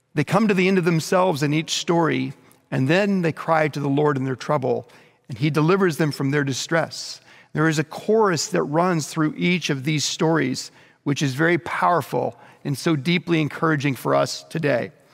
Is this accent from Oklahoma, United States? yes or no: yes; Bethany, Oklahoma, United States; growing up in Bethany, Oklahoma, just outside of Oklahoma City